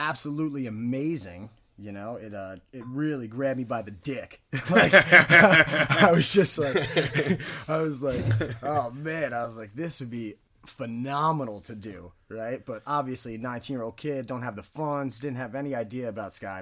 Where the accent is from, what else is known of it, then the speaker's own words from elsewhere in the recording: Vernon, New Jersey, United States; I'm a skydiver from Vernon, New Jersey